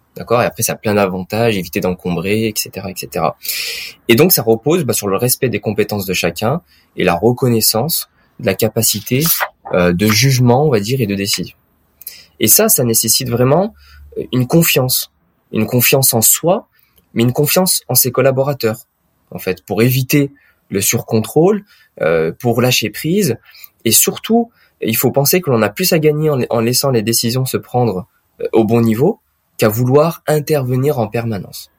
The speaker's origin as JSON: {"language": "French", "region": "Auvergne-Rhône-Alpes", "country": "France", "tie": "born or raised there", "said": "dans ma région natale, qui est l'Auvergne-Rhône-Alpes aujourd'hui."}